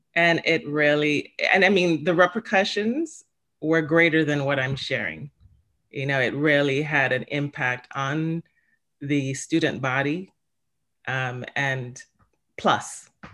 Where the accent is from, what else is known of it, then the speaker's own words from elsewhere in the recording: Jamaica; now in Stamford, United States; I was born in Jamaica